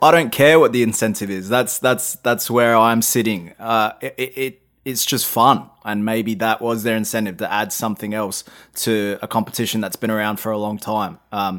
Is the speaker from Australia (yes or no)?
yes; Australia; especially as an Australian, right? We don't have any of that in our sports.